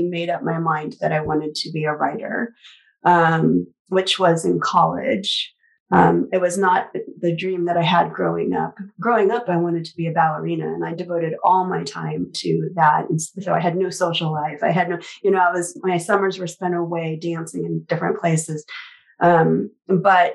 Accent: Lincoln, Nebraska, United States; I grew up in Lincoln, the capital. So definitely in the city.

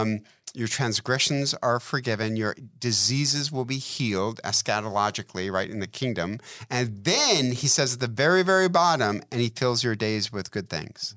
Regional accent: Detroit, Michigan, United States; I'm from Detroit

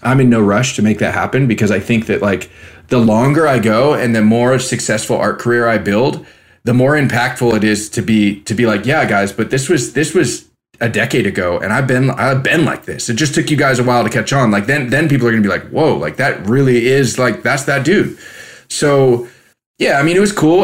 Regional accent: California, United States; moved away; also born or lived in Spain; I was a kid from California

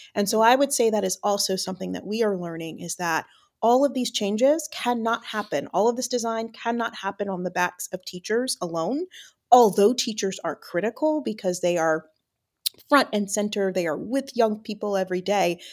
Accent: Atlanta, Georgia, United States; I taught in my hometown, Atlanta.

